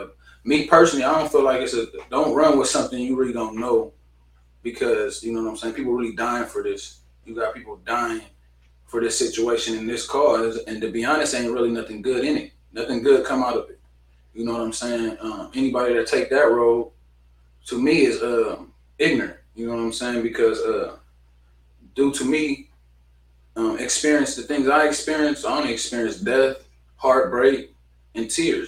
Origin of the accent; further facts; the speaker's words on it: Ontario, California, United States; I was born in Ontario, California.